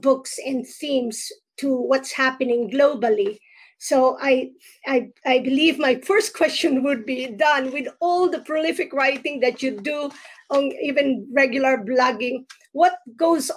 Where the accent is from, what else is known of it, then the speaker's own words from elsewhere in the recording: Philippines; now in New Jersey, United States; I am from the Philippines, but I am right here in New Jersey